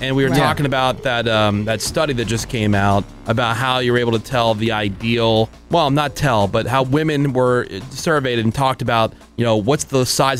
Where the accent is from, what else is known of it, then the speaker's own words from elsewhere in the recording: South Bend, Indiana, United States; I went to my hometown of South Bend, Indiana over the 4th of July weekend